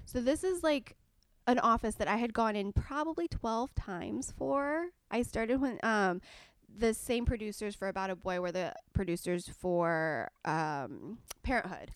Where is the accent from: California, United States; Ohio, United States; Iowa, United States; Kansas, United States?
California, United States; Southern; I was born and raised in Southern California